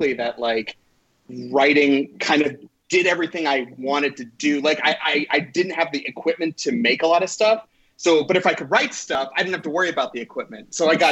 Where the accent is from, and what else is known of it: Irvine, California, United States; born or raised there; also born or lived in Boston, Massachusetts